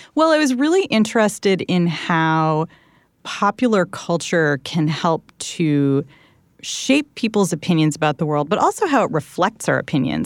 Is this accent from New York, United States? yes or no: no; Southern California, United States; where I grew up in Southern California